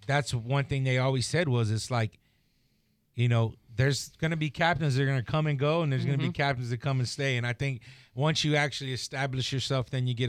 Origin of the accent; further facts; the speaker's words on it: Tampa, Florida, United States; we're from Tampa